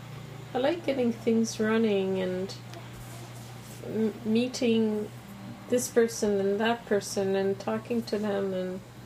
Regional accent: Canada; I'm from Canada.

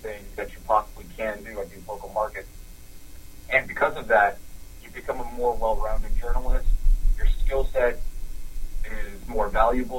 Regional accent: Southern California, United States; I'm from Southern California, but I practically grew up on these burgers

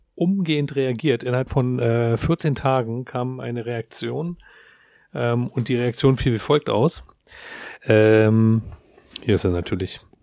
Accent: Berlin, Germany; wir als Berliner

